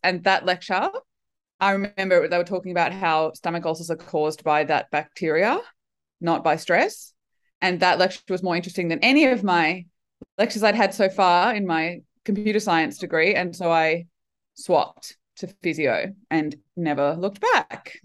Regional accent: Brisbane, Queensland, Australia; brisbane winter is not winter now that i've lived other places in the world when i came back i thought oh right our winter's awesome

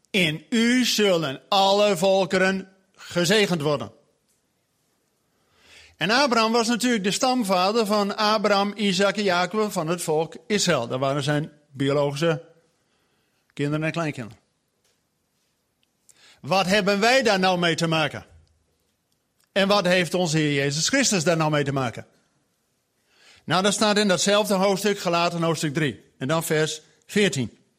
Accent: Groningen, Netherlands; now in Zwolle, Netherlands; Ik woon in Zwolle, maar ik kom uit Groningen. Echt uit de klei.

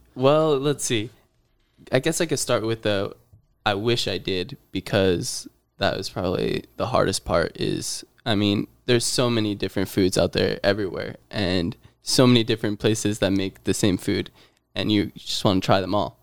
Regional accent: near Scranton, Pennsylvania, United States; moved away; moved my way up to my hometown in Pennsylvania near Scranton area

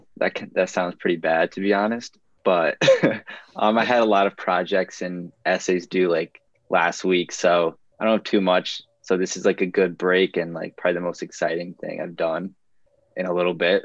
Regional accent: Marlborough, Connecticut, United States; I'm from Marlboro, Connecticut. It's like a small town kind of near Hartford.

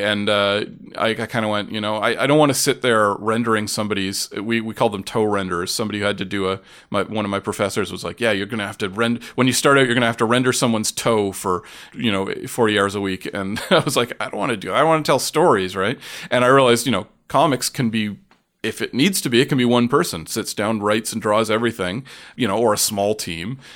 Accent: Oshawa, Ontario, Canada; also born or lived in Toronto; I grew up in Oshawa, but around and, and in Toronto

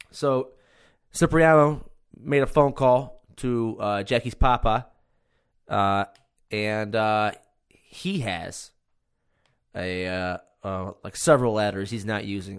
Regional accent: Cortland, New York, United States; my hometown, Cortland

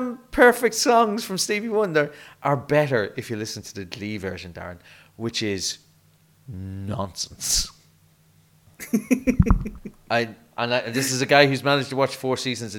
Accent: Ireland; As an Irish person

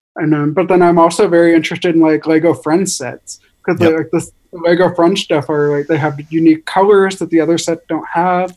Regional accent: Seattle, Washington, United States; my wife is from Japan and her family all lives in Japan and we're from Seattle

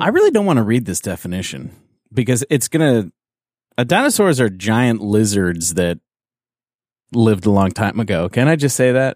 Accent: Canada; I'm from, I'm from Canada

